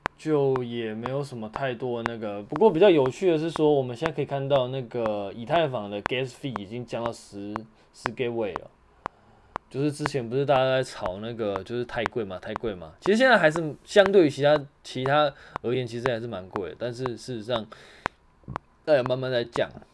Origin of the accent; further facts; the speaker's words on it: Taiwan; 像我们台湾这边有疫情啊